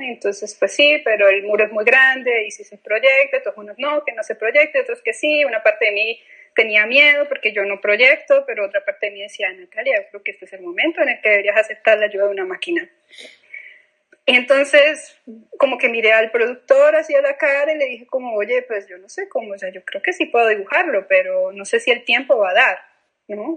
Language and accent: Spanish; Colombia; moved away; yo vengo de un país violento